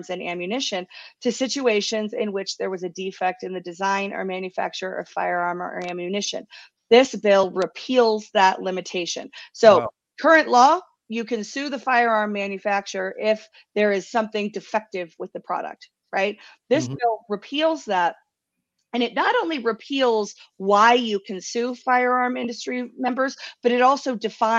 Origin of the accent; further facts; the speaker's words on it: Marietta, Georgia, United States; now in Colorado, United States; I was born and raised in Marietta, Georgia